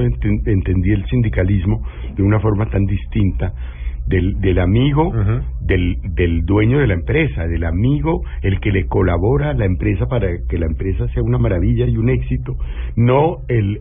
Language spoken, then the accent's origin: Spanish; Colombia; born or raised there